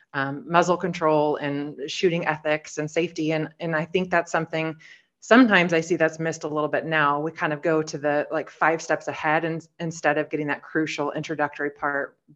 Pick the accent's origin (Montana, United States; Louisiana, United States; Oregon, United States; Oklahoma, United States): Oregon, United States; So I'm from Oregon, just a small town girl. I actually live four driveways down from where I grew up